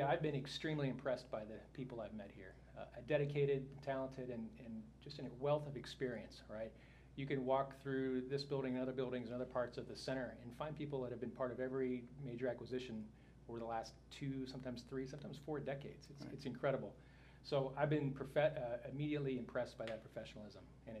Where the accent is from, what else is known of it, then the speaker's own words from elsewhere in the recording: Illinois, United States; moved away as an adult; now in Dayton, United States; I'm from the Midwest originally, so I grew up in Illinois